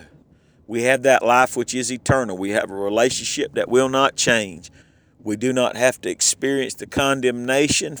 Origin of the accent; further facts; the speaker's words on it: Southern, United States; accent: Southern; I don't worry so much about how Southern I sound. My accent just comes all out